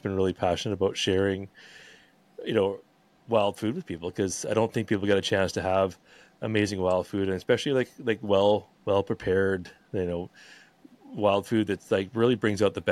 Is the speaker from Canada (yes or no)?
yes; Vancouver, British Columbia, Canada; moved away as an adult; now in Sunshine Coast, Canada; I'm from Vancouver originally, and we've sort of since moved up to the Sunshine Coast